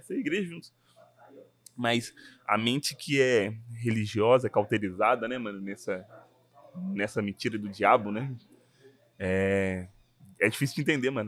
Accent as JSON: {"language": "Portuguese", "town": "Belo Horizonte", "region": "Minas Gerais", "country": "Brazil", "said": "sou de BH"}